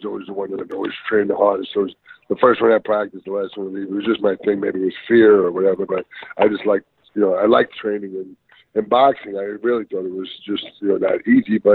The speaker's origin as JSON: {"language": "English", "town": "Greenwood Lake", "region": "New York", "country": "United States", "tie": "born or raised there", "said": "where I grew up in Greenwood Lake"}